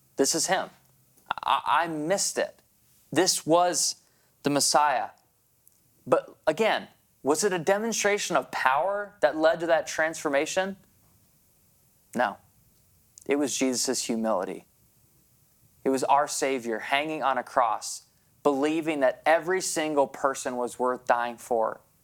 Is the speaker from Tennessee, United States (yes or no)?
no; Grand Rapids, Michigan, United States; moved away as an adult; also born or lived in New Brunswick, Canada; I was a transplant from Grand Rapids to the small province of New Brunswick